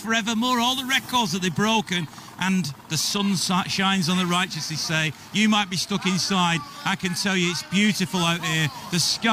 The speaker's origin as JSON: {"language": "English", "town": "Manchester", "region": "North West England", "country": "United Kingdom", "lives_now": "Oldham, United Kingdom", "said": "I'm not from Oldham. I'm from Manchester. I live in Oldham"}